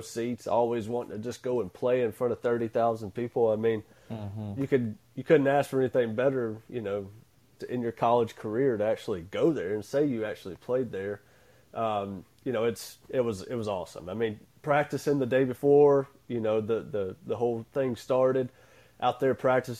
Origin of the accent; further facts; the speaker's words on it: Hattiesburg, Mississippi, United States; I grew up in the city of Hattiesburg. I've been here my whole life